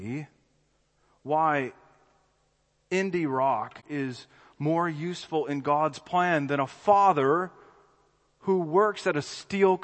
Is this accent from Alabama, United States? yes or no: yes; Birmingham, Alabama, United States; I'm from Birmingham, Alabama